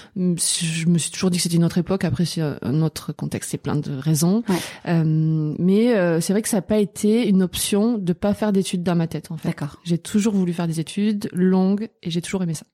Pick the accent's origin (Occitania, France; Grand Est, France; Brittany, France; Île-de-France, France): Occitania, France; Albi; je viens d'Albi, c'est euh, une petite ville euh, à côté de Toulouse